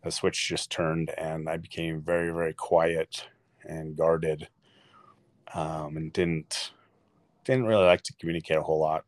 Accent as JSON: {"language": "English", "town": "Sandy", "region": "Utah", "country": "United States", "tie": "born or raised there", "said": "I was born in Sandy, Utah. Lived in Utah most of my life."}